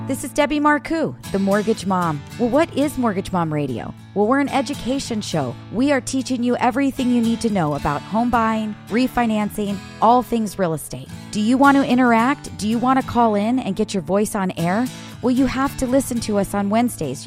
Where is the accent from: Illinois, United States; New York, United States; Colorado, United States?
Illinois, United States; moved away; I am from Illinois.